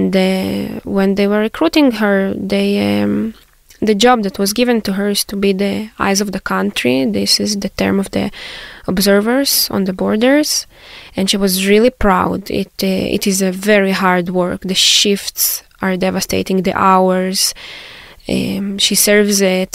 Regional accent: Israel; Born and raised in Israel

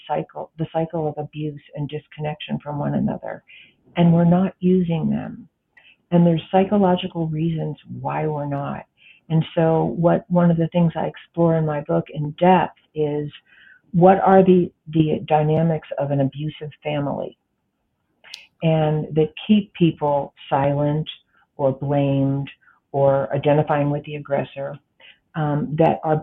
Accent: United States; I am an American

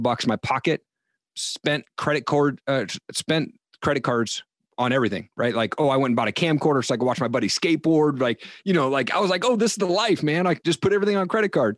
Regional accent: Eastern Washington, United States; also born or lived in Seattle; I grew up in Eastern Washington

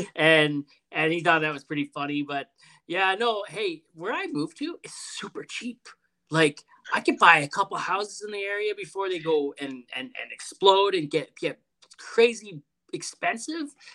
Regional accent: Toronto, Ontario, Canada; now in Edmonton, Canada; We're from Toronto originally

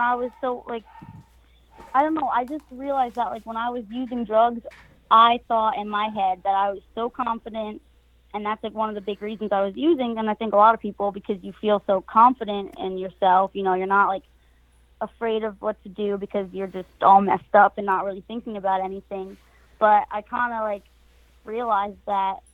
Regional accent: New Jersey, United States; moved away as an adult; also born or lived in Florida; right now, I'm from New Jersey.

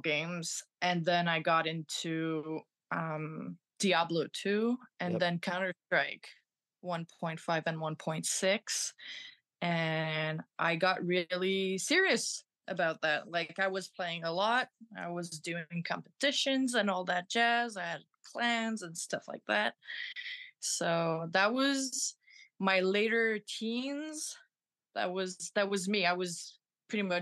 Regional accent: Montreal, Quebec, Canada; I'm from Montreal

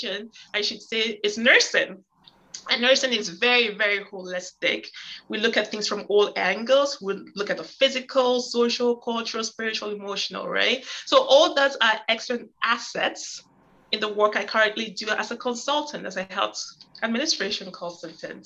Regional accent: Canada; I'm Canadian

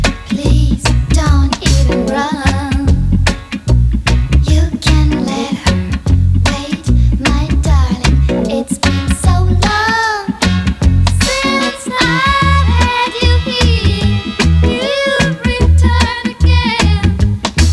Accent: Leicester, East Midlands, United Kingdom; a family that I grew up with on St Andrew's Estate in Leicester

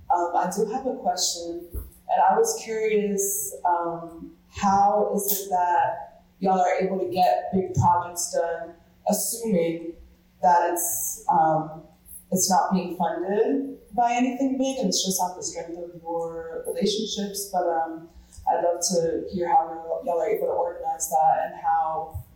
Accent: Providence, Rhode Island, United States; I'm actually from Providence, Rhode Island.

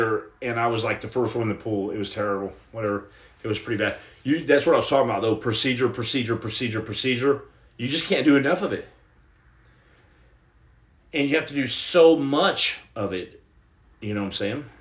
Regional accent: Texas, United States; I'm from Texas

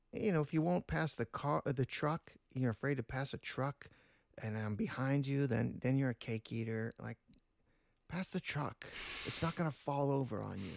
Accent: Pittsburgh, Pennsylvania, United States; we hail from Pittsburgh

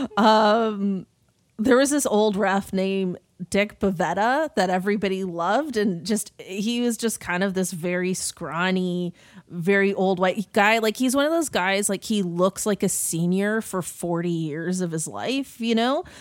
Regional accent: Toronto, Ontario, Canada; growing up in Toronto

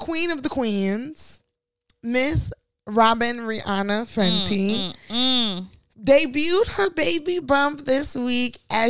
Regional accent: Chicago, Illinois, United States; as a Chicagoan in this snow.

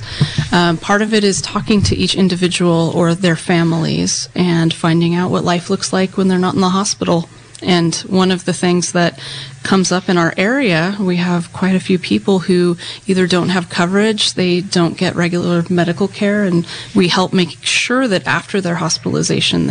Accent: Ukiah, California, United States; I was born and raised in Ukiah

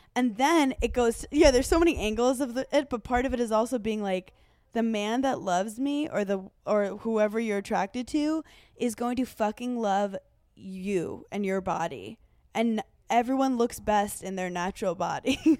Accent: Italy; I'm from Italy

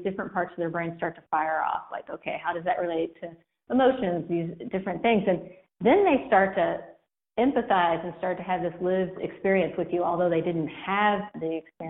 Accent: Kentucky, United States; accent: Southern; It's very Southern. It sounds very Southern. I'm from Kentucky.

